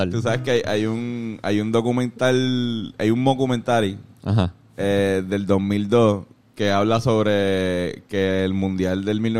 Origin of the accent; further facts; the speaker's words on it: Mexico; que aquí somos mexicanos